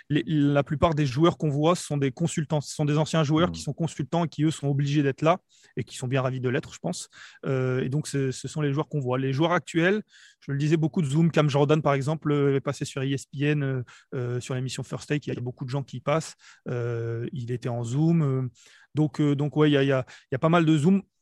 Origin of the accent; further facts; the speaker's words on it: Nice, Provence-Alpes-Côte d'Azur, France; il m'a demandé d'où je venais, donc je, lui ai dit que je venais de Nice, parce qu'il adorait le sud de la France